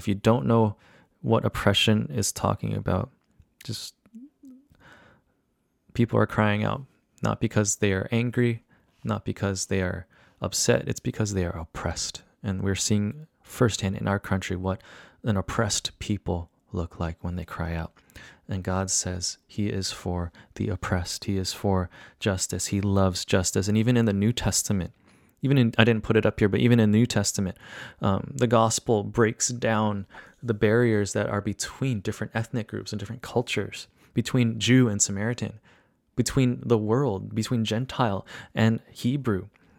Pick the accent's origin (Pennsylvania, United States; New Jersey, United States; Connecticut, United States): New Jersey, United States; Growing up here, growing up in New Jersey as well, it was really different than when what I experienced culturally living in downtown Chicago.